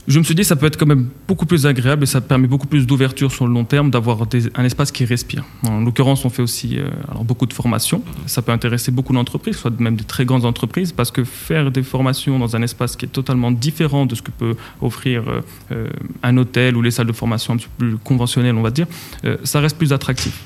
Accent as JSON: {"language": "French", "town": "Casablanca", "region": "Casablanca-Settat", "country": "Morocco", "tie": "born or raised there", "also_born_or_lived": "Switzerland / France", "moved": "as an adult", "said": "j'ai grandi à Casablanca, j'ai quitté le Maroc pour aller faire mes études en Suisse"}